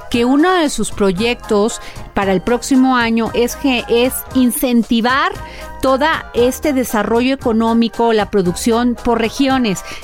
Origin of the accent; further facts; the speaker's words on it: Poza Rica, Veracruz, Mexico; now in Mexico City, Mexico; soy de, de Veracruz, sí, sí, sí.